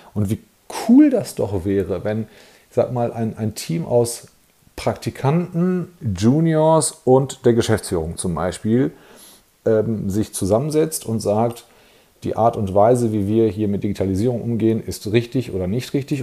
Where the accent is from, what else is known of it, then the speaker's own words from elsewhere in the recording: Germany; bei uns in Deutschland